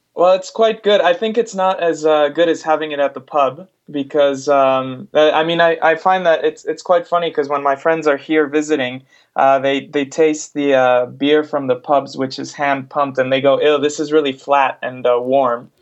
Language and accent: English; Mexico; also born or lived in United States; now in United Kingdom; I'm originally from Mexico, but I've lived in the US for uh, over 15, 16 years now